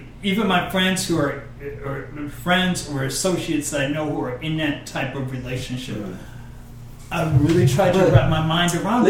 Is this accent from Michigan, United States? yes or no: yes; Detroit, Michigan, United States; I'm the oldest of five, I grew up in Detroit, well, whatever.